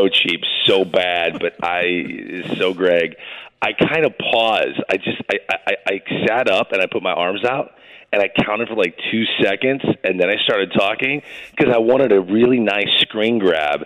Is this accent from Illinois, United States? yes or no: no; St. Louis, Missouri, United States; Here I am in St. Louis, my hometown